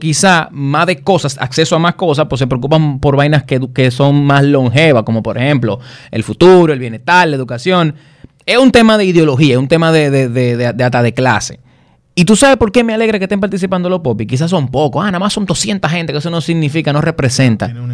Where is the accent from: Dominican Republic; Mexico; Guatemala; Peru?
Dominican Republic; Somos todos dominicanos